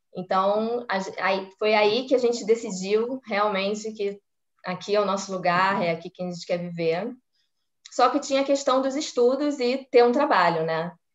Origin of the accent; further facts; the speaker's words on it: Rio de Janeiro, Brazil; moved away as an adult; also born or lived in Copacabana; now in Israel; morei a vida inteira na Tijuca, sou tijucana. Eu nasci, cresci, vivi e morei na Tijuca